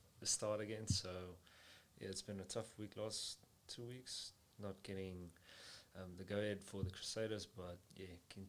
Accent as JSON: {"language": "English", "region": "Western Cape", "country": "South Africa", "tie": "born or raised there", "also_born_or_lived": "Nababeep / Paarl", "moved": "as an adult", "said": "I was born in Nababe. You probably won't know where that is. Moved to Cape Town"}